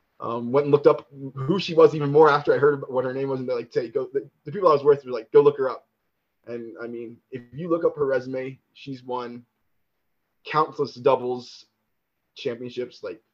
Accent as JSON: {"language": "English", "town": "Tallahassee", "region": "Florida", "country": "United States", "tie": "born or raised there", "also_born_or_lived": "Los Angeles", "moved": "yes", "said": "I've met Bobby Bowden growing up in Tallahassee."}